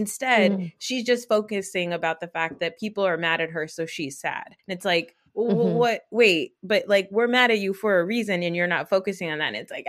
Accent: New Jersey, United States; So, you know, I'm from Jersey. I love watching the Jersey cast at the shore.

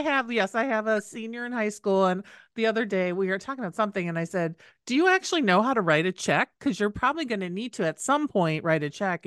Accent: Midwest, United States; I grew up in the Midwest

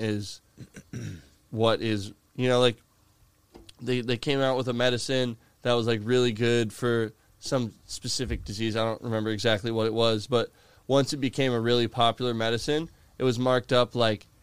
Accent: Florida, United States; my hometown is not as enjoyable as it once was

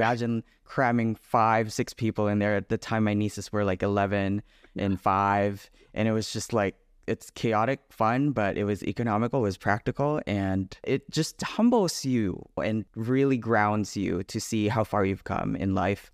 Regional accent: Philippines; moved away as an adult; now in United States; I was born and raised in the Philippines. I moved here when I was nineteen.

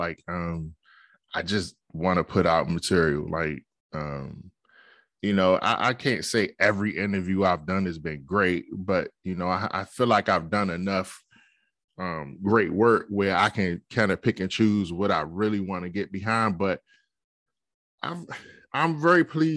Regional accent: Capitol Heights, Maryland, United States; I'm from Capitol Heights, Maryland.

